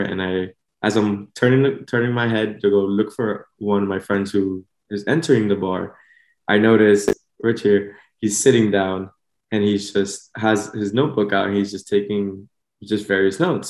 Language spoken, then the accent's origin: English; Miami, Florida, United States; also born or lived in Honduras (ancestry); I was born and raised here in Miami